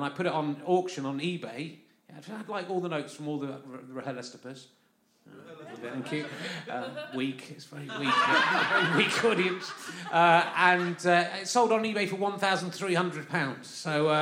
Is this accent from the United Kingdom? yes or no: yes; London, United Kingdom; I come from London